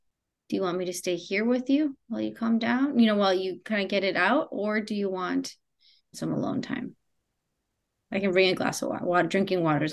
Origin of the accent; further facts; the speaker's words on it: Argentina; I'm also from Argentina